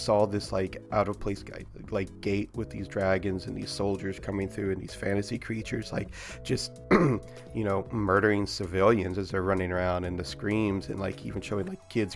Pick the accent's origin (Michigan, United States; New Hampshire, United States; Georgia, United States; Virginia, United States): Virginia, United States; near Quantico Marine Base; I grew up near Quantico Marine Base, in America